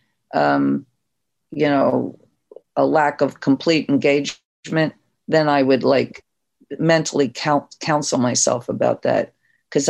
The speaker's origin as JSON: {"language": "English", "region": "New Jersey", "country": "United States", "also_born_or_lived": "New York", "moved": "yes", "said": "I was from South Jersey"}